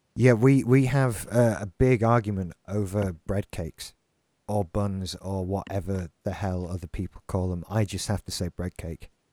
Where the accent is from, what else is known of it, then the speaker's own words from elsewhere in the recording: Yorkshire and the Humber, United Kingdom; now in Haworth, United Kingdom; I'm originally from South Yorkshire.